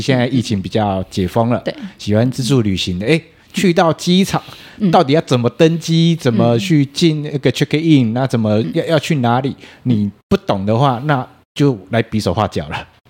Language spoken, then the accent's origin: Chinese; Taiwan; 我们台湾人对于英文这件事情，读跟写是很擅长的